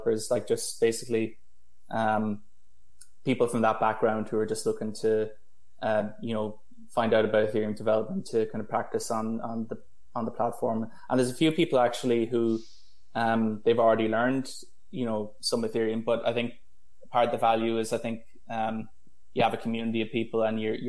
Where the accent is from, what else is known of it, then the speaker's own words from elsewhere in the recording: Ireland; I'm from Ireland, and I studied in UCC